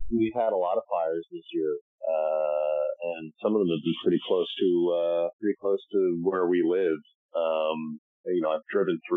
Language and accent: English; Chatham, New Jersey, United States; moved away as an adult; also born or lived in New York; now in Los Angeles, United States; I grew up in Chatham, New Jersey, which is in Morris County.